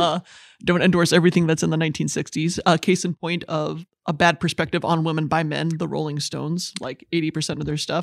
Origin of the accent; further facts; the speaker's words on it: Goshen, Indiana, United States; I hail from Goshen, Indiana. Very nice town to grow up